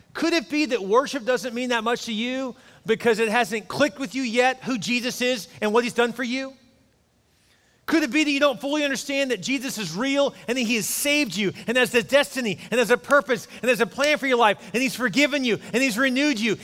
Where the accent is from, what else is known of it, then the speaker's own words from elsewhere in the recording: Houston, Texas, United States; I grew up in Houston, actually near Joel, actually not far from him